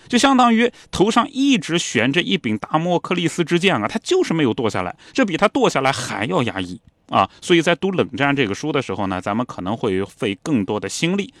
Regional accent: China; 我们中国人

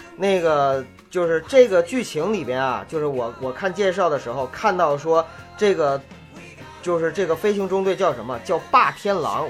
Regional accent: Northeast China, China; 我是东北人

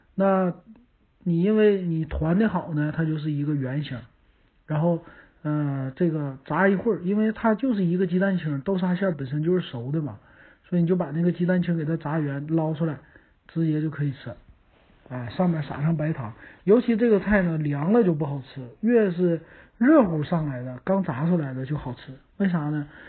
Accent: Northeast China, China; 咱们东北人

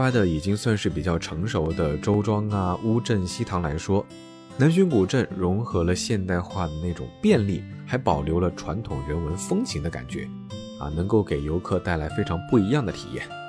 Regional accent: Jiangxi, China; moved away; 虽然是在我的老家，

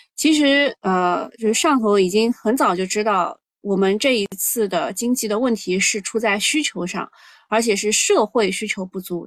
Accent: China; 我们中国人

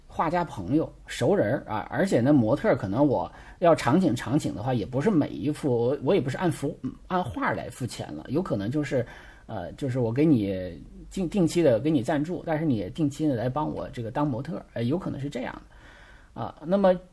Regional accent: China; 因为我们中国人是比较喜欢社交，比较喜欢扎堆儿的啊

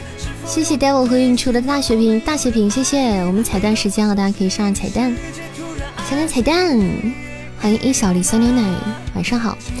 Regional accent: Hunan, China; 听那个拐调，听那个嗯，我湖南人啊，就听这

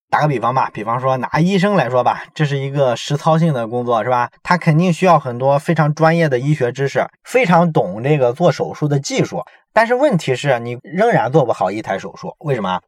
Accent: China; 我们中国人

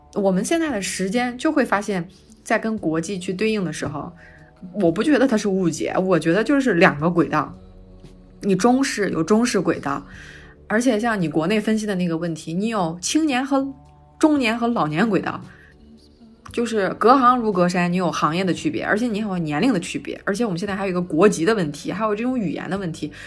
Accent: China; 我们中国人

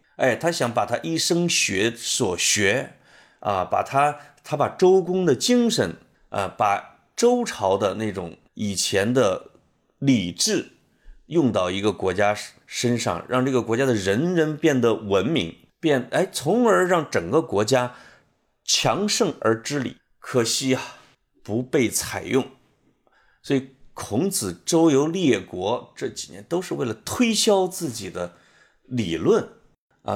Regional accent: Puyang, Henan, China; now in Beijing, China; 从我们老家濮阳过去的

